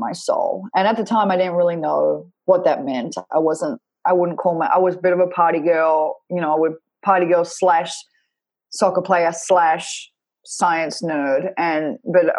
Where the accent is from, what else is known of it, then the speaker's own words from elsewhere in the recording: Perth, Western Australia, Australia; moved away; I grew up in Perth, Western Australia.